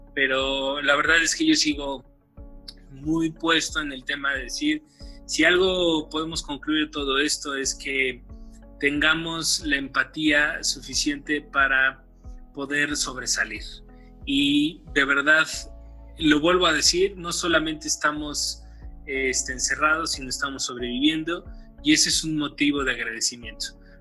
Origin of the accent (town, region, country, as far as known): Mexico